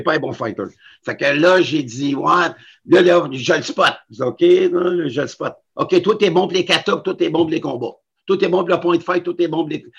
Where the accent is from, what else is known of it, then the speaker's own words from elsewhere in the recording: Montreal, Quebec, Canada; j'avais 13 ans, 12-13 ans, je restais sur la rue et Henri Julien